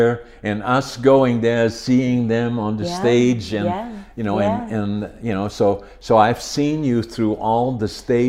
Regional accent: Netherlands; moved away as an adult; now in Prince George, Canada; I grew up in Holland

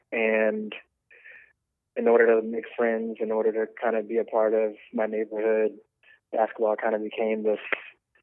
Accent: Baltimore, Maryland, United States; I'm from Baltimore, Maryland

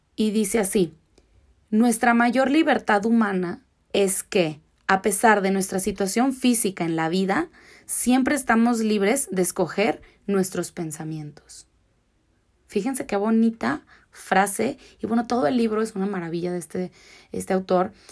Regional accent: Mexico

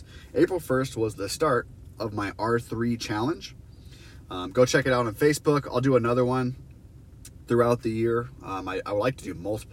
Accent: Iowa, United States; I'm from Iowa.

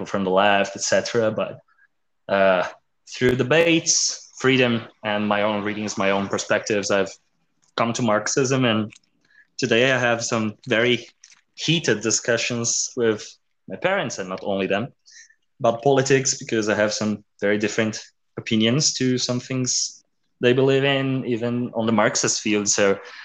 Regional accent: South Brazil, Brazil; I'm from South Brazil.

